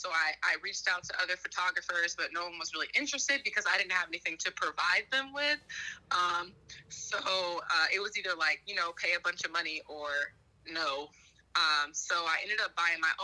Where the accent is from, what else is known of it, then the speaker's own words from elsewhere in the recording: Huntsville, United States; moved away as an adult; also born or lived in Asheville, Tennessee / Mississippi State; originally I was born in Asheville, Tennessee. And then after I turned three, I moved to Huntsville with my parents.